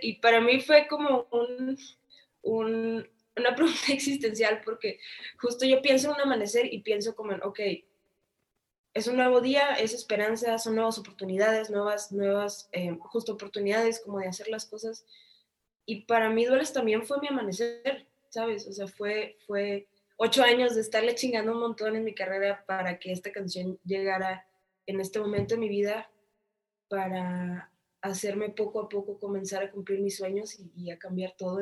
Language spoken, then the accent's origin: Spanish; Tijuana, Baja California, Mexico; Yo soy de Tijuana